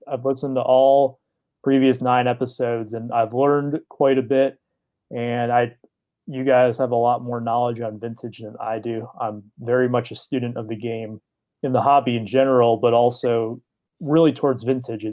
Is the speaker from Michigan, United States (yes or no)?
yes; Detroit, Michigan, United States; I grew up in the Detroit area